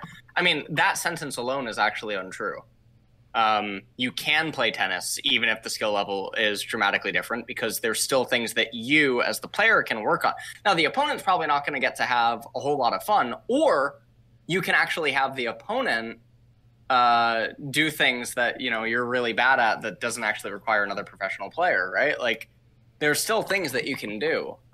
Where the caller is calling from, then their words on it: Quebec City, Quebec, Canada; Quebec City, Canada.